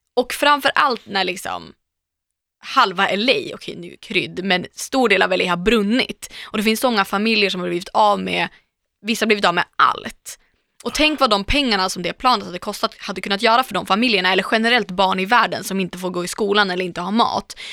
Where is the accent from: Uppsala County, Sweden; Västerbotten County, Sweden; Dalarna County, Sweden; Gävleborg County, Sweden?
Västerbotten County, Sweden; Umeå; now in Stockholm, Sweden; Jag är också från Norrland